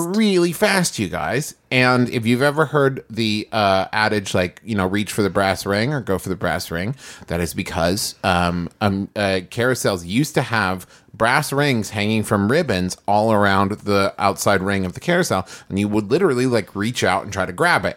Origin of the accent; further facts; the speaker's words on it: Huntington, West Virginia, United States; There's a, a amusement park in my hometown called Camden Park